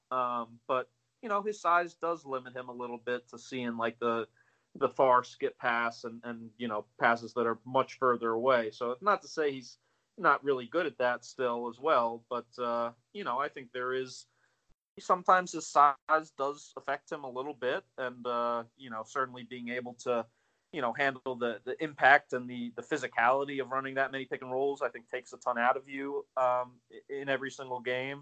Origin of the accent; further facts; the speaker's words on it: near the DC area, Maryland, United States; I grew up in the uh, in Maryland near the in DC area